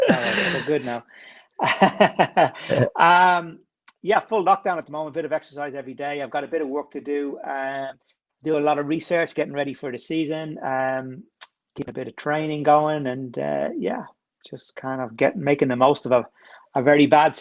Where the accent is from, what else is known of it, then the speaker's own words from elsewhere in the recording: Dublin, Leinster, Ireland; now in London, United Kingdom; So I live in London now. I've lived here for over 20 years, but I grew up in Dublin. Right in the middle of it.